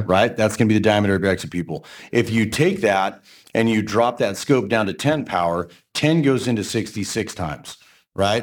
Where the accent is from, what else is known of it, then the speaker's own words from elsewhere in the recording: Portland, United States; I'm from Portland